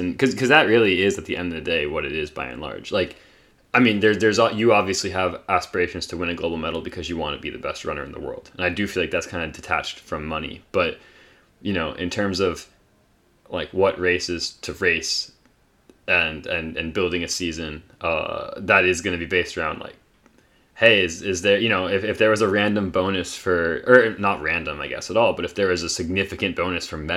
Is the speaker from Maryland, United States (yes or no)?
no; Raleigh, North Carolina, United States; growing up in Raleigh